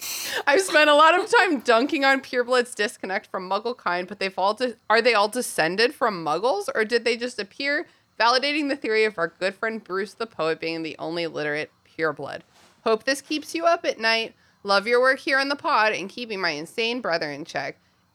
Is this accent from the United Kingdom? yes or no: yes; England, United Kingdom; Maybe it's because I'm an English person, but I do feel like I could at least teach my kids to read, even though I'm not an educator.